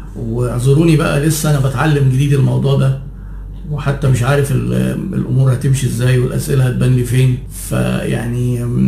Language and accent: Arabic; Egypt; عندنا في مصر